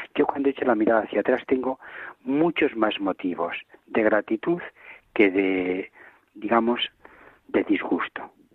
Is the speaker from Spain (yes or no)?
yes; Villanueva del Campillo, Castile and León, Spain; moved away as an adult; also born or lived in Arenas de San Pedro / Ávila; now in Valladolid, Spain; Yo he nacido en una familia profundamente católica de mi pueblo que es Villanueva del Campillo